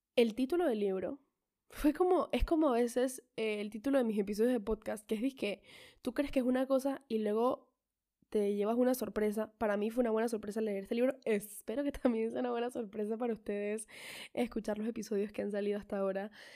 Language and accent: Spanish; Colombia; yo nací en Colombia y tengo a mis dos padres